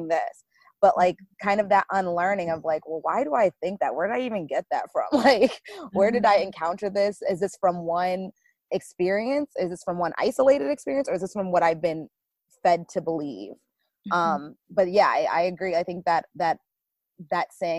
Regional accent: Connecticut, United States; I grew up far north in Connecticut

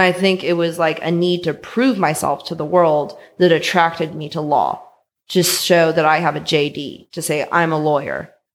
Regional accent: San Francisco, California, United States; born and raised in San Francisco

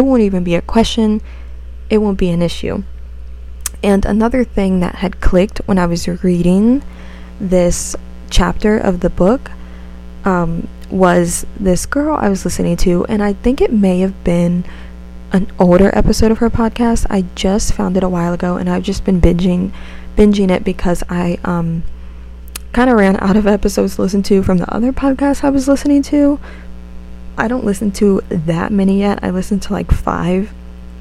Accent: United States; accent: American; my American way

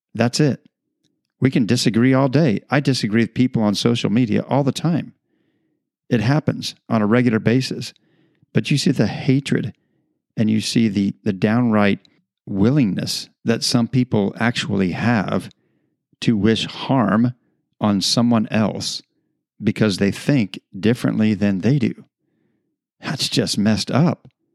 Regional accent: United States; in our country today

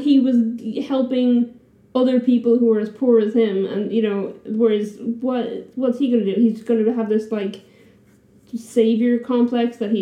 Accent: Ireland; I'm just too Irish

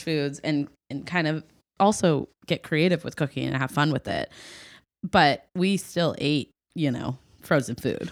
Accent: Ohio, United States; coming from Ohio. It's been, I'm very proud of where I'm from

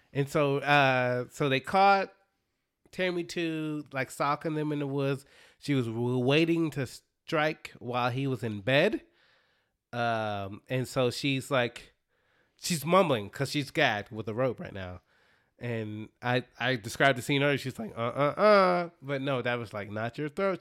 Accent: Dallas, Texas, United States; the Dallas Stars, my hometown

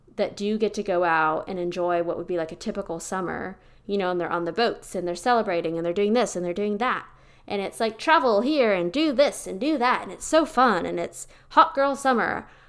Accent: Pennsylvania, United States; now in Austin, United States; I'm originally from Pennsylvania, where we have an actual, like, Hallmark movie worthy fall experience

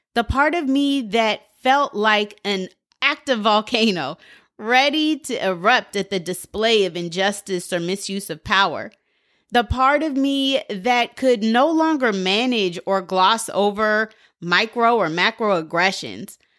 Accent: Portland, United States; I'm from Portland

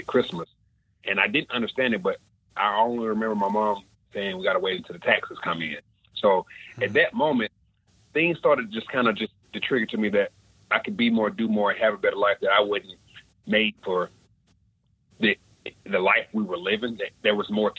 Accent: Atlanta, Georgia, United States; moved away; also born or lived in Crossett, Arkansas; coming from being born and raised in Atlanta to Arkansas

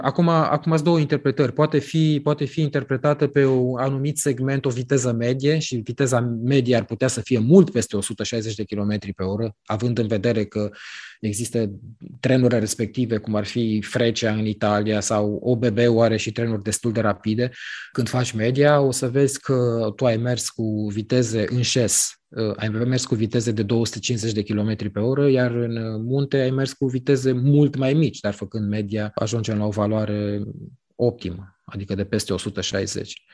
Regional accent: Romania; guvernul nostru, guvernul României

